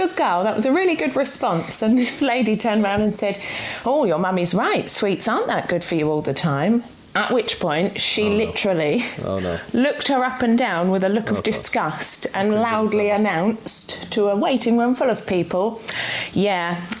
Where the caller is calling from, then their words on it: Bexhill, South East England, United Kingdom; I'm calling from Bexhill in East Sussex.